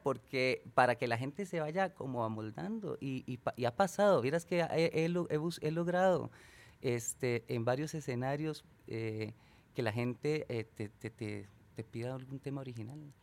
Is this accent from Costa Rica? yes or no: yes; San Isidro, Costa Rica; moved away; por estos lados de, de, de, mi pueblo, San Isidro, San Rafa